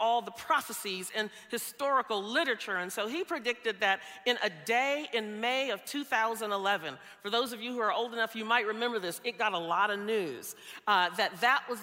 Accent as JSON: {"language": "English", "region": "the South", "country": "United States", "tie": "born or raised there", "moved": "yes", "said": "I grew up in the South. I grew up in what's known as Tornado Alley"}